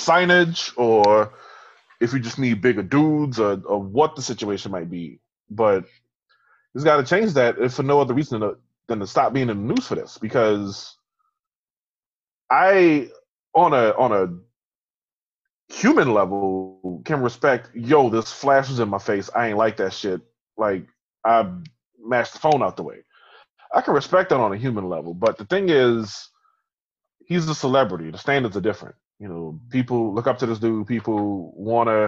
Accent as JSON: {"language": "English", "town": "New Orleans", "region": "Louisiana", "country": "United States", "tie": "born or raised there", "said": "I grew up in New Orleans"}